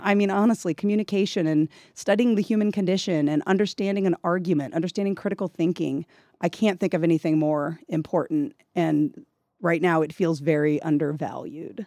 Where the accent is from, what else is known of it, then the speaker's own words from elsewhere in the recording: Gladstone, Missouri, United States; moved away as an adult; now in Texas Panhandle, United States; I grew up in Kansas City, Missouri